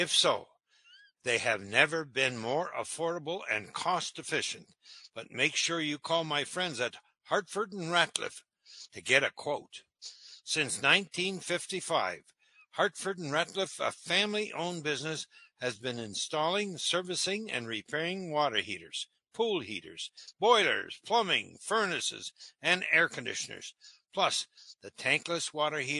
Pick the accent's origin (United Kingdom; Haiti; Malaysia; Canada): Canada; Timmins, Ontario; now in Northville, United States; I come from Timmins